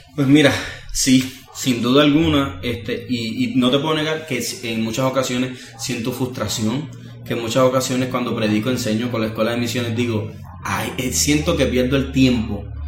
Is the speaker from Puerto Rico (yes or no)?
yes; Puerto Rico; todo lo que nosotros somos como puertorriqueños